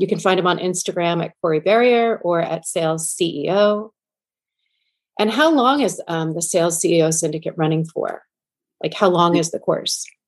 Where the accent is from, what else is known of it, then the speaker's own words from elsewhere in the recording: New York, United States; I grew up in New York listening to him on um, K Rock